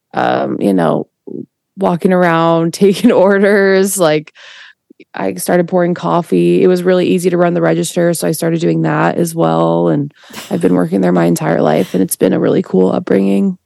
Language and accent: English; Portland, Oregon, United States; also born or lived in Chicago, Illinois; now in California, United States; we moved from Chicago to Portland uh, when I was two.